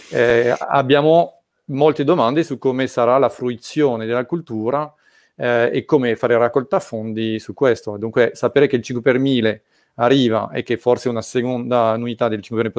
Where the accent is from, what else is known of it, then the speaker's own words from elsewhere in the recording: France; Italian is a second language; sono francese, lo pronuncio male